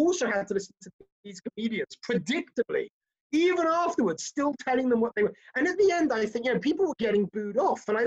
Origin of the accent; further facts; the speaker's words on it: United Kingdom; now in United States; I live in America, I'm an American as well as a Brit